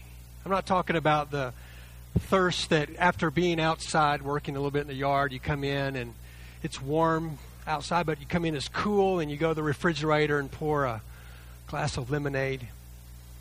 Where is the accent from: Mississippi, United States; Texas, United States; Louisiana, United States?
Texas, United States; Lake Jackson; I grew up near the Gulf Coast, south of Galveston, in a town called Lake Jackson